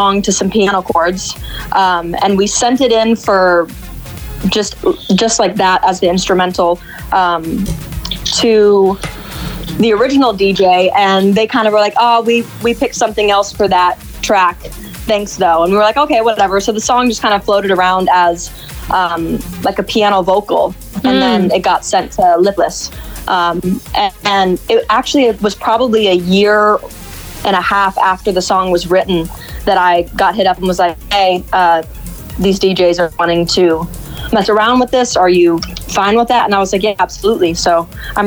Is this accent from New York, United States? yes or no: no; Arizona, United States; now in Los Angeles, United States; I'm originally from Arizona